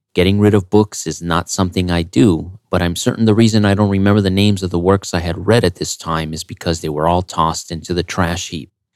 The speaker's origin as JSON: {"language": "English", "country": "United States", "said": "As an American"}